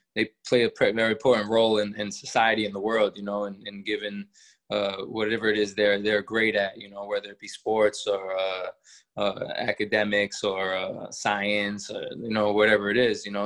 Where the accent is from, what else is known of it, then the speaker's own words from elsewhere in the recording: Worcester, Massachusetts, United States; also born or lived in Colorado Springs, Colorado; I moved at a very young age, probably one or two, to uh, Worcester, Massachusetts. That's where I grew up all my life.